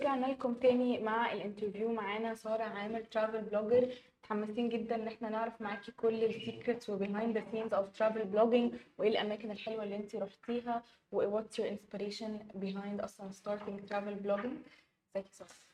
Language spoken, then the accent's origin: Arabic; Egypt; أنا في مصر ومصرية